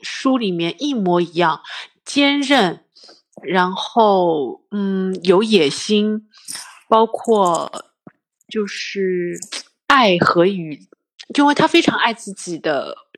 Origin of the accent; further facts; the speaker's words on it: China; 我们中国人